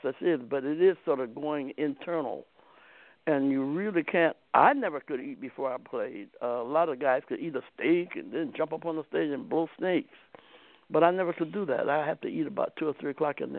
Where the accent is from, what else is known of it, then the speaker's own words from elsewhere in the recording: Akron, Ohio, United States; right in my hometown. This guy named Booker Brooks on Howard Street in Akron.